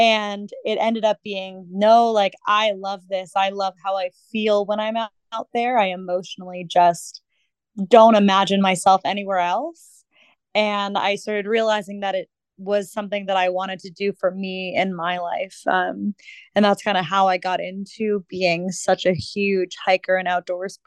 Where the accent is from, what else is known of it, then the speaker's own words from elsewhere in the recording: Massachusetts, United States; moved away; I grew up in Massachusetts. I lived there for pretty much most of my life.